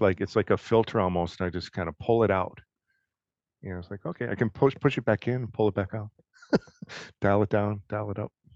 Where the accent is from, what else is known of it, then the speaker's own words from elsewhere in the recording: Detroit, Michigan, United States; moved away; I grew up in Detroit